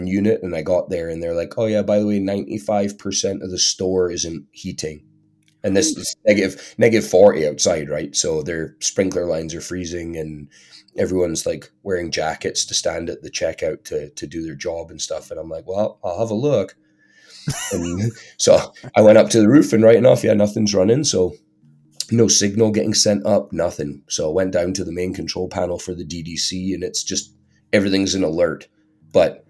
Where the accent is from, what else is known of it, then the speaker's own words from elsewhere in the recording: Scotland, United Kingdom; moved away; being a Scotsman